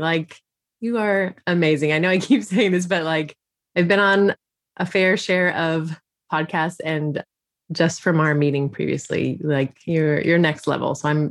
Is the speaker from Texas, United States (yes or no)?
yes; Texas, United States; I am a Texan born and raised, which, depending on your views of Texas, could be good or bad. But I live in a beautiful bubble in North Texas.